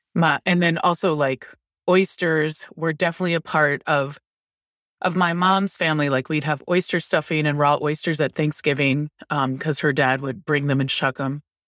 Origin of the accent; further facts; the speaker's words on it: Towson, Maryland, United States; also born or lived in Lutherville, Maryland; I grew up in Baltimore County, north of Baltimore City, and in, like, Towson, Maryland, and Lutherville, Maryland